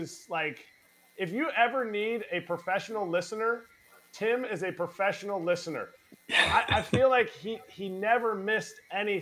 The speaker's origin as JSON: {"language": "English", "town": "Telford", "region": "Pennsylvania", "country": "United States", "tie": "born or raised there", "said": "my hometown where we live"}